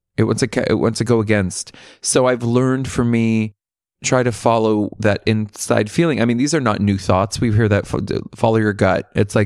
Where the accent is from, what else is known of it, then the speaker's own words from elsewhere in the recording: California, United States; Yeah, I grew up in Central Coast, which is, if you're in LA, it's if you take the 101, it's 4 hours north.